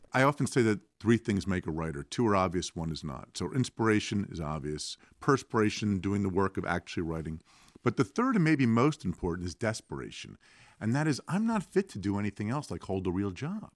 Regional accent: New Jersey, United States; my home state, if you can picture a map of America on the far right where I live in New Jersey

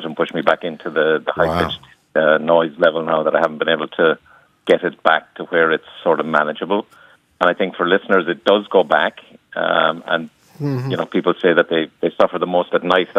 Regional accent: Cork, Munster, Ireland; accent: Cork; now in Elizabeth, New Jersey, United States; I'm from Cork, so you'll pick up the Cork accent

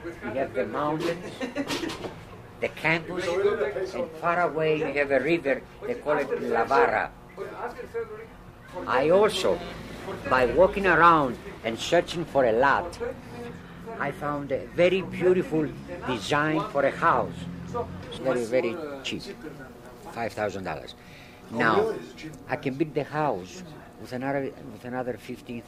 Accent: Greece; also born or lived in United States; now in Mexico; I come from Greece

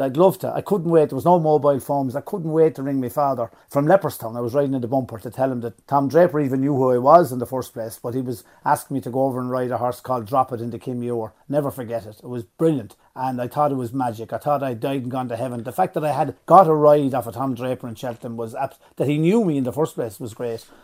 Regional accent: Fermoy, Munster, Ireland; I was born in Fermoy, nineteen fifty.

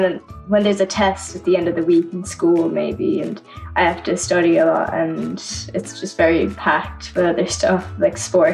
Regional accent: Ballygarvan, Munster, Ireland; I'm 11 and I'm from Ballygarvan, in Cork.

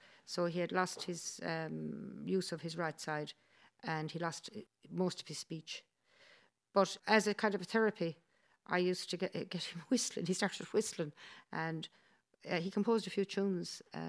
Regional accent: United States; born there; also born or lived in Dublin, Ireland; And, and they got married in the States. And I was born in the States.

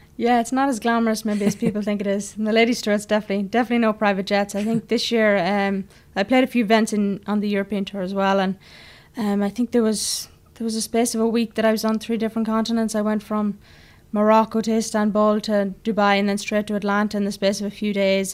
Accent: Ireland; moved away as an adult; also born or lived in Cavan / United States; being Irish

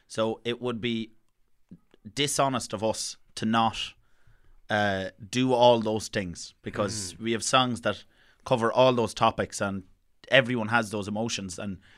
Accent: Ireland; I think particularly as Irish people, we have a bit of self-hate that comes out even when you hear somebody singing in your accent.

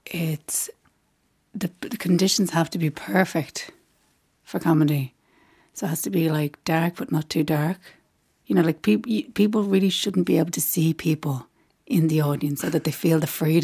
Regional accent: Dublin, Leinster, Ireland; I'm from Rathfarnham.

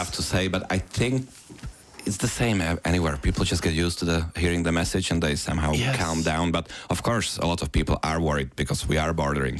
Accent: Bratislava, Bratislava Region, Slovakia; now in Ireland; I was 6 weeks in Bratislava, in my hometown in Slovakia.

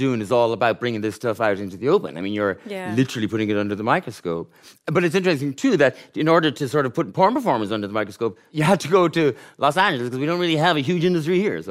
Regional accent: Gort, Connacht, Ireland; But you just thought, feck it. I'm from Gort, and I'm going to write about... the worst stuff.

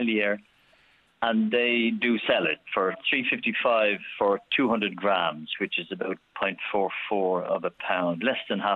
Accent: Ireland; now in Spain; being Irish

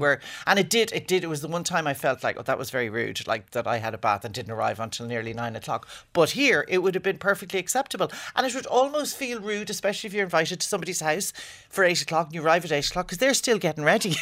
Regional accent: Ireland; as an Irish person married to an English person

